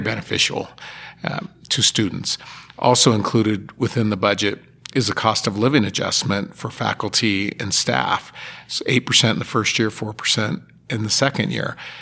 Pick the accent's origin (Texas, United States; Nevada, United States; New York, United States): Nevada, United States; Sparks; I grew up in Sparks